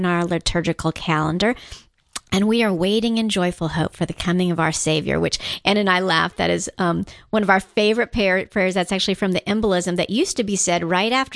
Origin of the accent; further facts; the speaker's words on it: Guam; moved away; I grew up on Guam.